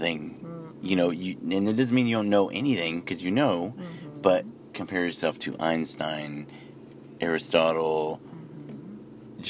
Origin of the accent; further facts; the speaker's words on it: United States; I have Irish, Mexican, Native American pride, but I'm an American